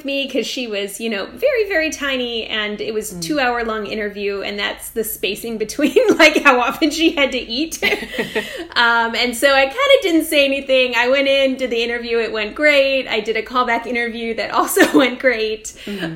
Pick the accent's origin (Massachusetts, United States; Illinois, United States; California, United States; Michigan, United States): California, United States; now in Baltimore, United States; I'm from California originally